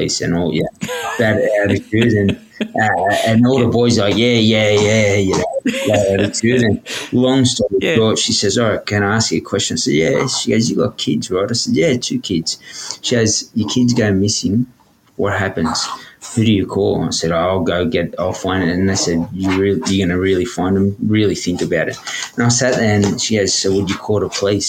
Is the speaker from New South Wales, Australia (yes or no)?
yes; Sydney, New South Wales, Australia; growing up in Redfern, we had uncles, aunties disappear